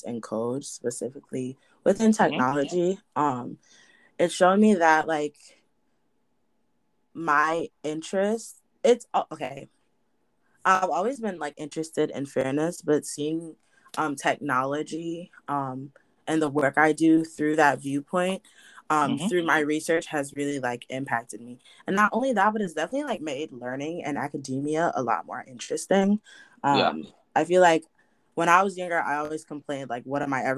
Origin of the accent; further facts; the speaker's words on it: Hartford, Connecticut, United States; my hometown of like Hartford, Connecticut